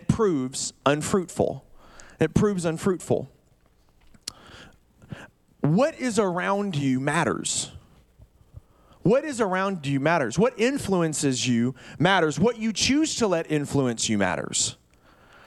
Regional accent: Birmingham, Alabama, United States; moved away as an adult; now in Oregon, United States; I grew up in Birmingham, Alabama.

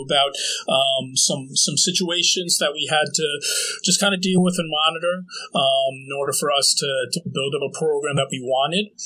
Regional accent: northern New Jersey, United States; moved away as an adult; also born or lived in New Brunswick, Canada / Toronto, Canada / Santa Cruz, California; moved to New Jersey right around kindergarten age. And for the most part, grew up in northern Jersey

